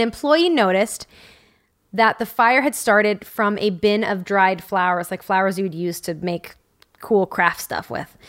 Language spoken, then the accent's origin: English; Southern California, United States; We're both from Southern California